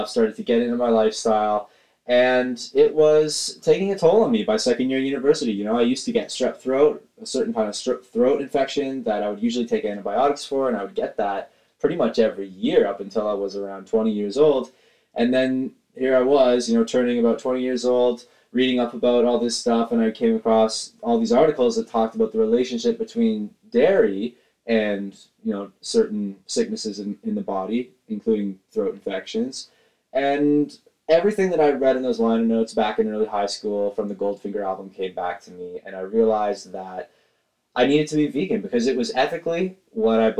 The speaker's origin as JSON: {"language": "English", "town": "Caledon", "region": "Ontario", "country": "Canada", "said": "I'm from Caledon, Ontario, Canada"}